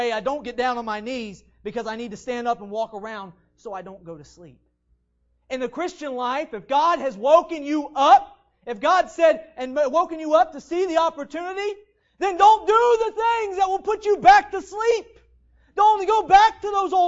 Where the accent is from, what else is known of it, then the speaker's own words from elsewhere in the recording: West Virginia, United States; I'm from West Virginia